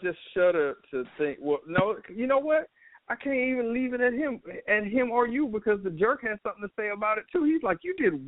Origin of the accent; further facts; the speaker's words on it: Louisiana, United States; now in Atlanta, United States; I'm from Louisiana.